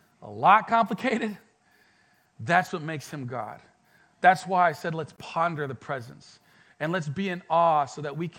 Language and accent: English; France; moved away as an adult; also born or lived in Mexico / Colorado; now in Pensacola, United States; I was born in Mexico, moved to France, was raised in France, and then I went to Colorado for a couple of years for studying